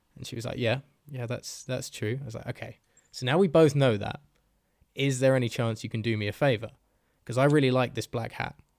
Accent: Bedford, East of England, United Kingdom; accent: Bedford; there were two people in that bar who recognized my accent because they were from bloody Bedford

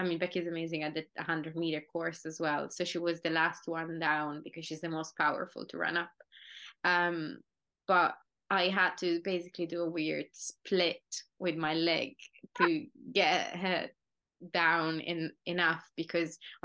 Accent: Italy; moved away; also born or lived in United Kingdom; I think, an hour or something from my hometown.

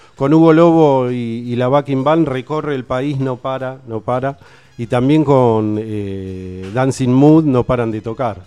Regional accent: Buenos Aires, Argentina; moved away as an adult; now in Tandil, Argentina; soy de Capital

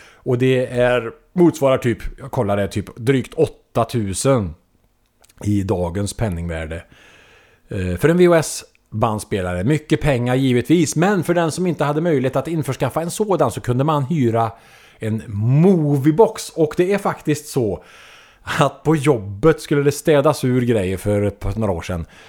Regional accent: Trollhättan, Västra Götaland, Sweden; I Trollhättan i allmänhet, men på Läxtorp kanske i synnerhet. Eh, där jag växte upp

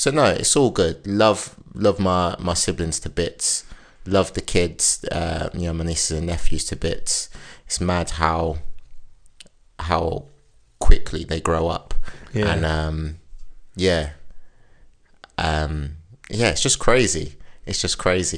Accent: Wellingborough, East Midlands, United Kingdom; moved away as an adult; also born or lived in London; now in Winchester, United Kingdom; for the majority of my life, I've grown up in Northamptonshire

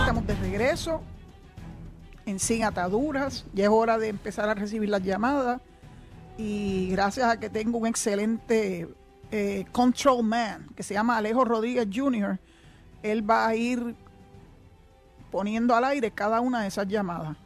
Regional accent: Puerto Rico; yo soy puertorriqueña

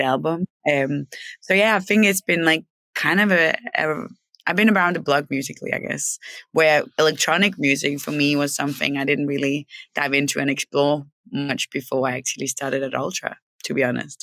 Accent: Denmark; also born or lived in Copenhagen; I'm from Denmark. I grew up in Denmark, and I moved to Copenhagen when I was like 18.

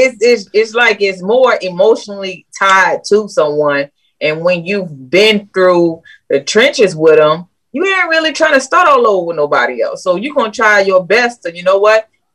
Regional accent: New Orleans, Louisiana, United States; born or raised there; now in Alabama, United States

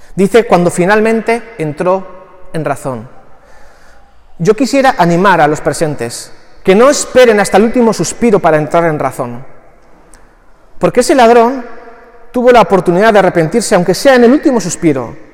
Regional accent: Barakaldo, Basque Country, Spain; todo conciudadano de Baracaldo

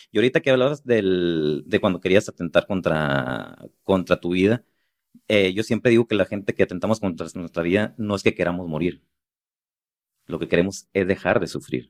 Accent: Los Mochis, Sinaloa, Mexico; moved away; me fui a la ciudad de los Mochis, a donde soy

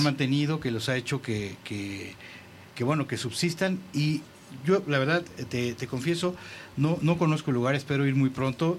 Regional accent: Mexico

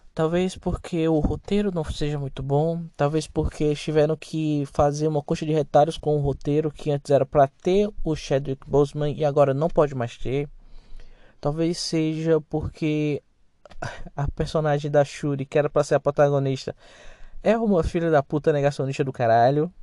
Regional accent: Brazil; Sou brasileiro

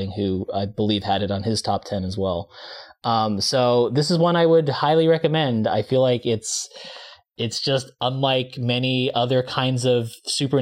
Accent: United States; as an American

